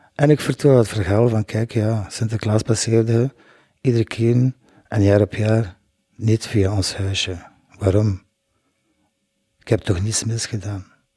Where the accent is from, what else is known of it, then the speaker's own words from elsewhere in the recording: Blankenberge, Flanders, Belgium; now in Ghent, Belgium; Ik ben geboren in Blankenbergen. Ik woonde in een huisje in de Sprotstraat met mijn vijf broers en zus. Ik ging dan naar school.